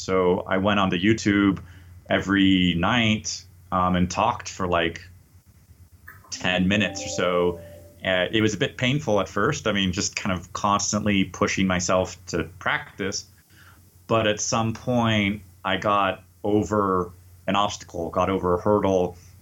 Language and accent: English; United States; moved away as an adult; also born or lived in Paris, France; now in Mexico City, Mexico; I'm an American English teacher and language coach